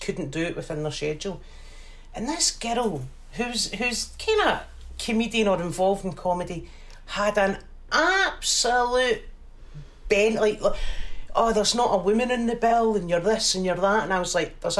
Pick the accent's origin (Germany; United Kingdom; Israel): United Kingdom; Glasgow, Scotland; I grew up in the East End of Glasgow.